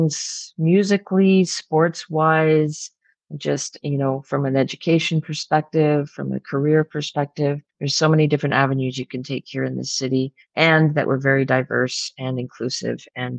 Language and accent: English; Ottawa, Ontario, Canada; I grew up right in this city. I've never left